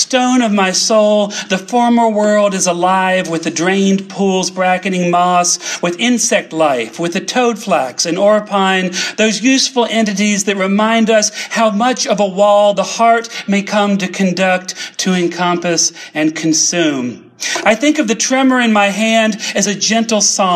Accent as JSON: {"language": "English", "region": "the Carolinas", "country": "United States", "said": "I come from the Carolinas. My family were textile workers. They were poor folks in the Carolinas."}